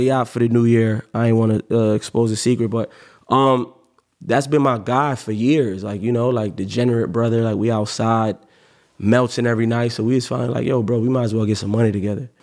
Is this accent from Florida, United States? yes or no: yes; Cape Coral, Florida, United States; also born or lived in Miami; I'm from Miami, but I grew up in Cape Coral